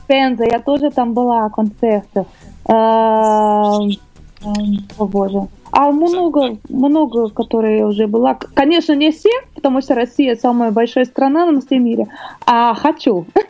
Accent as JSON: {"language": "Russian", "region": "Rio de Janeiro", "country": "Brazil", "tie": "born or raised there", "second_language": "Russian", "moved": "as an adult", "lives_now": "Russia", "said": "Я родилась там, в Бразилии, мой город Рио-де-Жанейро"}